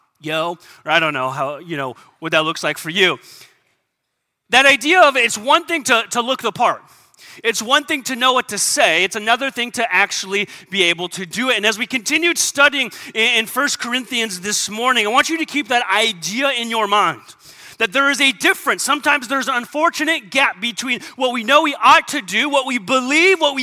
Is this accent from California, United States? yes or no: yes; San Diego, California, United States; I grew up in San Diego.